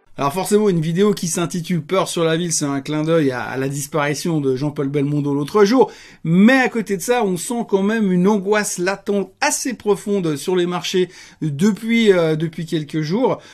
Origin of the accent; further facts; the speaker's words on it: Geneva, Switzerland; Donc moi je suis Genevois